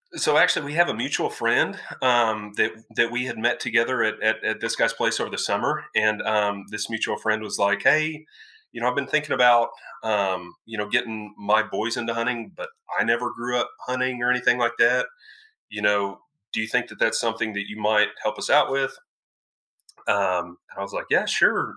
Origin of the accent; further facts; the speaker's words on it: Denton County, North Texas, United States; also born or lived in Flower Mound, Texas; Born and raised in North Texas, yes, sir, Denton County.